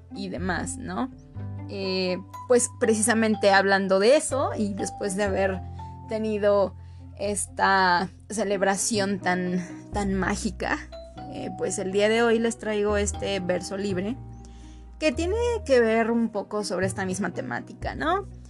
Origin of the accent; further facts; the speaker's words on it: Mexico; para nosotros como mexicanos